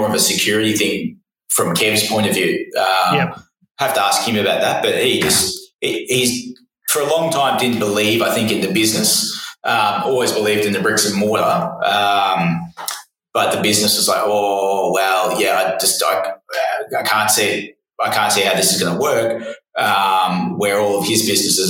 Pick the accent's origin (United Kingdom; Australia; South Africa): Australia; Shepparton, Victoria; we're from Shepparton